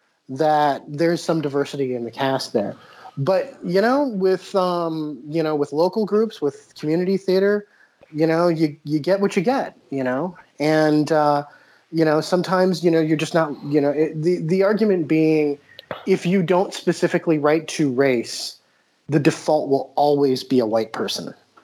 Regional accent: New Jersey, United States; accent: Jersey; And, well, I'm from all over because, like, I started in New Jersey. My Jersey accent is pretty good.

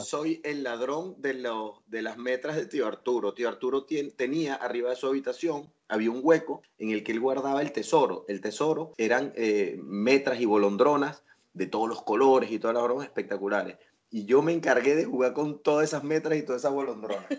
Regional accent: Venezuela; born or raised there; moved away as an adult; now in A Coruña, Spain

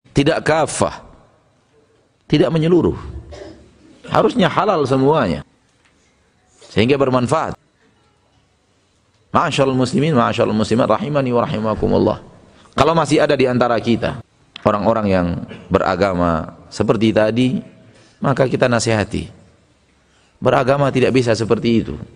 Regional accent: West Sumatra, Indonesia; Ada dalam istilah kita orang Minang sekare ula sekare balui.

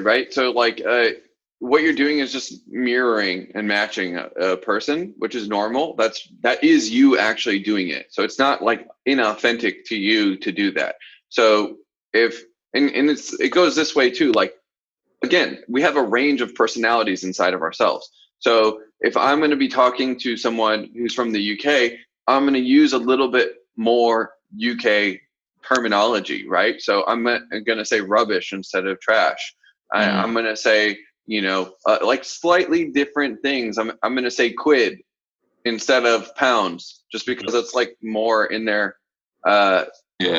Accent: the South, United States; accent: southern; I'm from the south too

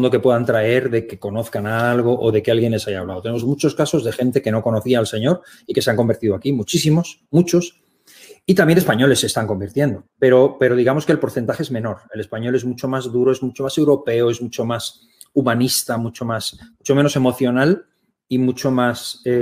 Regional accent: Germany; born there; soy alemán, yo nací en Alemania, mi madre es alemana, yo tengo la, doble nacionalidad

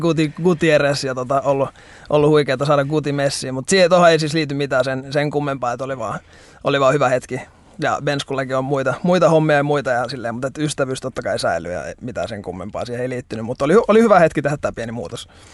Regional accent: Helsinki, Uusimaa, Finland; mä oon Helsingistä, 27-vuotias nuori mies

